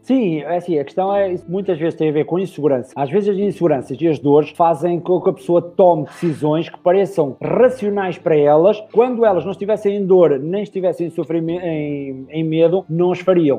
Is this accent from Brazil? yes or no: no; the North, Norte, Portugal; eu sou do Norte